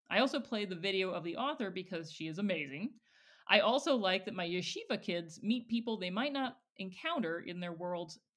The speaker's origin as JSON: {"language": "English", "region": "Michigan", "country": "United States", "tie": "born or raised there", "said": "Growing up, because Kate and I grew up in Michigan"}